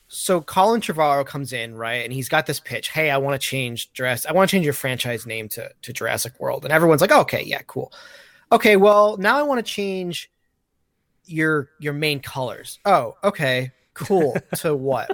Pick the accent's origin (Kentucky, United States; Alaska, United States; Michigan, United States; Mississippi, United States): Michigan, United States; I'm, I'm from Michigan